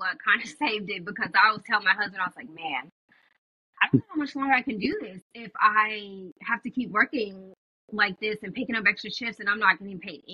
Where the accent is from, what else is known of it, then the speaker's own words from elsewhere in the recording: California, United States; moved away as an adult; also born or lived in Alabama; I'm from California, and I went to school all the way in Alabama, so I left, and that was, like, 3,000 miles away